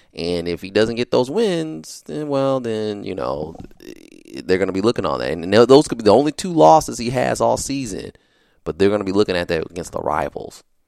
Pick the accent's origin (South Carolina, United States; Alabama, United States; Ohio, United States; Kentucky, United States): Ohio, United States; I'm from Ohio